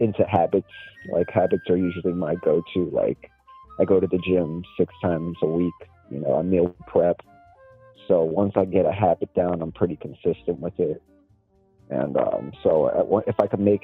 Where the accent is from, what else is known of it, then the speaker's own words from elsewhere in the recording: Florida, United States; also born or lived in Mexico; my home state, Florida, and then my home country, Mexico